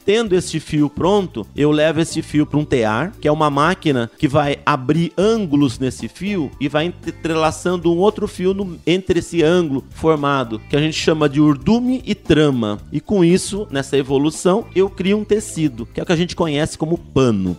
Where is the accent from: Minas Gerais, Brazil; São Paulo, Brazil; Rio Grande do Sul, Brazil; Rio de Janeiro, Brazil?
São Paulo, Brazil; Jacareí; moved away as an adult; now in São Paulo, Brazil; eu sou da, do interior de São Paulo, eu sou de Jacareí.